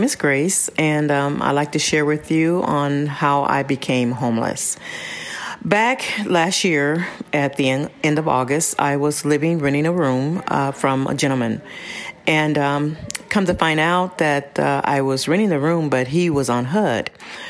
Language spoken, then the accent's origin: English; Pasadena, California, United States; I am. Mm-hmm. I'm from Pasadena.